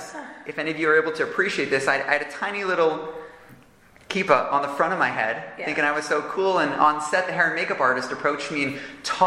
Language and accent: English; Toronto, Ontario, Canada; now in Jerusalem, Israel; growing up in Toronto, I could have seemed like an ordinary kid